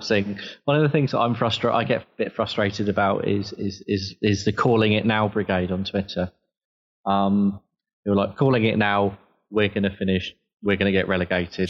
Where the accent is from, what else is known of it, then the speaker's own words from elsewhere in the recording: Southampton, South East England, United Kingdom; I was born and bred in Southampton